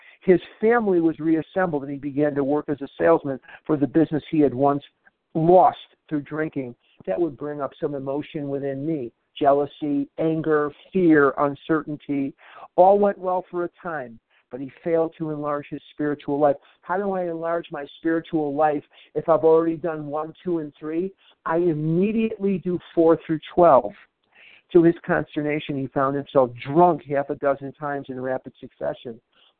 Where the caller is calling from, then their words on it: Albuquerque, New Mexico, United States; I'm a recovered compulsive overeater, and I'm calling from Albuquerque, New Mexico this morning.